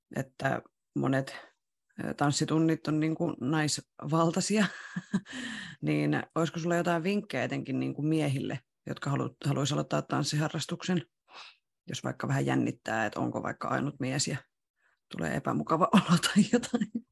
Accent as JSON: {"language": "Finnish", "town": "Rauma", "region": "Satakunta", "country": "Finland", "tie": "born or raised there", "moved": "yes", "said": "mä oon Raumalta kotoisin ja aloittanut tanssiharrastuksen silloin Ysärillä ihan alussa"}